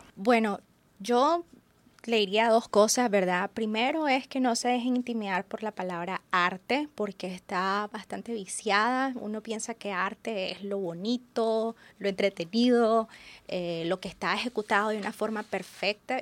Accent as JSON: {"language": "Spanish", "country": "Nicaragua", "said": "nuestra idiosincrasia como nicaragüenses"}